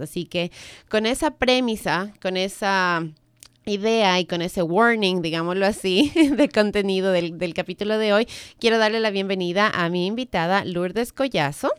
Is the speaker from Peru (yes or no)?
no; Ecuador; now in Maryland, United States; yo vengo del Ecuador